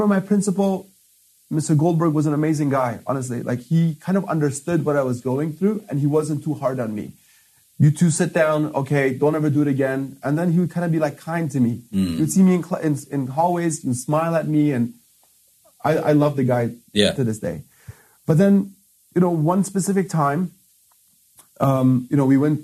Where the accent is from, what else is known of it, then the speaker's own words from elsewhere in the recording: Afghanistan; moved away; I'm from Afghanistan. I've come from a way worse place.